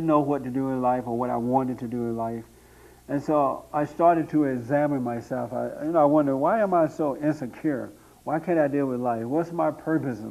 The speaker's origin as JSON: {"language": "English", "town": "Tuskegee", "region": "Alabama", "country": "United States", "tie": "born or raised there", "moved": "as an adult", "lives_now": "Los Angeles, United States", "said": "I grew up in Alabama, right outside of Tuskegee, Alabama, near Montgomery, Alabama, on a plantation there"}